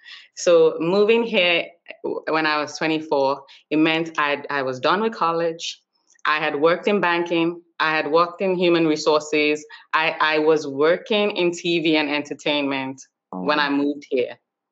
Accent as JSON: {"language": "English", "country": "Nigeria", "tie": "born or raised there", "moved": "as an adult", "lives_now": "United States", "said": "I was born and raised in Nigeria."}